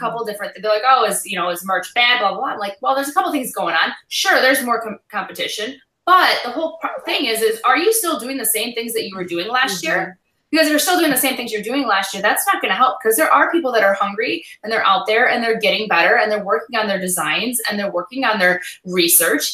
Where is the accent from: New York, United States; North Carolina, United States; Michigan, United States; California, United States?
Michigan, United States; we're from Michigan